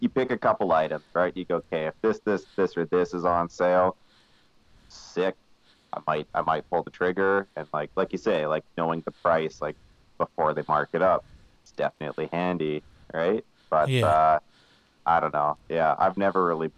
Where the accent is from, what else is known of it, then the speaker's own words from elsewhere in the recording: Canada; us Canadians